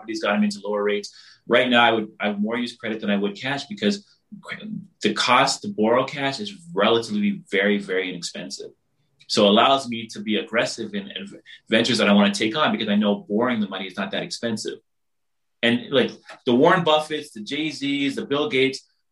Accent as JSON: {"language": "English", "country": "Barbados", "said": "I'm from the Caribbean, I'm from Barbados"}